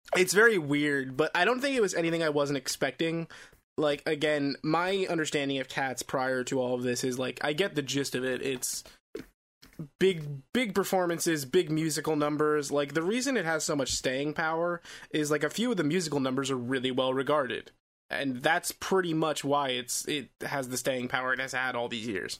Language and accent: English; New York City, New York, United States; as a New Yorker, um, cats has always been a part of my culture